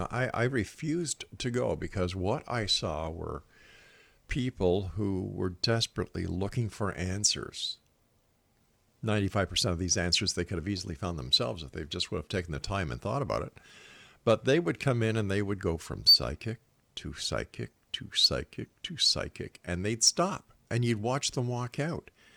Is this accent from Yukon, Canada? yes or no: no; Montreal, Quebec, Canada; now in Hamilton, Canada